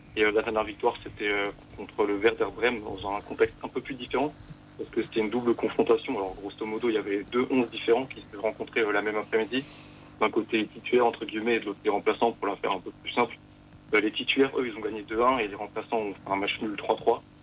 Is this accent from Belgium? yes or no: no; Strasbourg, Grand Est, France; en tant que Strasbourgeois